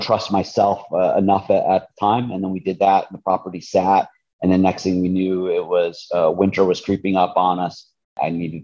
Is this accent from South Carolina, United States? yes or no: no; Springfield, Massachusetts, United States; I'm originally from the Springfield, Massachusetts area.